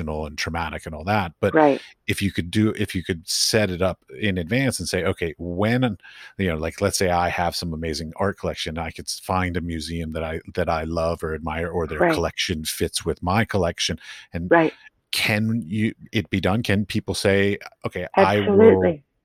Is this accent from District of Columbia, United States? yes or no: yes; Washington, District of Columbia, United States; I grew up in Washington, D.C., and when I was in high school